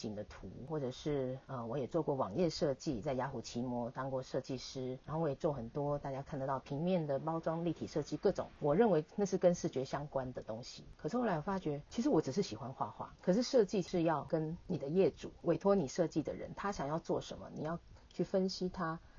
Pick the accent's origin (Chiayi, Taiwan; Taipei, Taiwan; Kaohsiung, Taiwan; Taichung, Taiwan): Taipei, Taiwan; 我是一个在台北都市长大的小孩，我是一个城市小孩